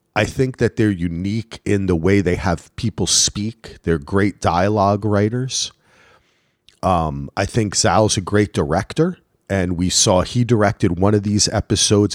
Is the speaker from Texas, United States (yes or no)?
no; New Jersey, United States; moved away; I am from New Jersey